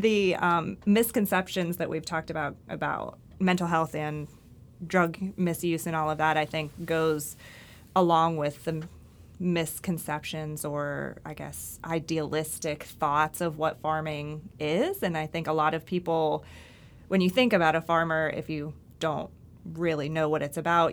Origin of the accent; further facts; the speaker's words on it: Pittsburgh, Pennsylvania, United States; I grew up in Pittsburgh